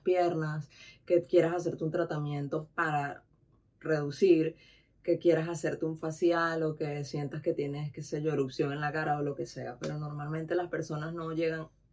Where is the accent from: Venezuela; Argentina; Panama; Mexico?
Venezuela; moved away as an adult; also born or lived in Tenerife / Dominican Republic; now in Spain; yo vengo de Venezuela, donde está calor, donde estaba todo el tiempo en playa